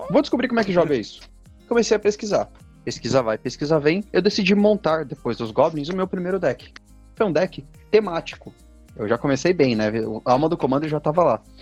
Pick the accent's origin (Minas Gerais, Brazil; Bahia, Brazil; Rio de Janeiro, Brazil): Minas Gerais, Brazil; now in São Paulo, Brazil; eu sou uma, um mineiro, de alguma forma eu vim de Minas Gerais, muito embora eu moro em São Paulo há 18 anos